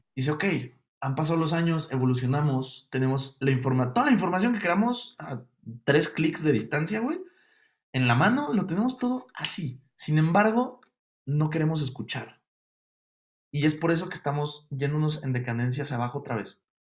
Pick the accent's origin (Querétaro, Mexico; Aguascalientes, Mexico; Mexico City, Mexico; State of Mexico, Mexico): Mexico City, Mexico; siendo un capitalino